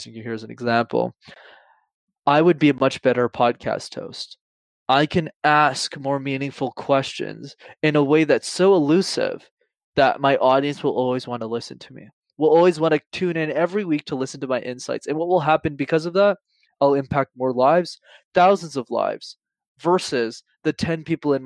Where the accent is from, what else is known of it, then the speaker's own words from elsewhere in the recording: Montreal, Quebec, Canada; When I was growing up in Montreal, I'm based in Canada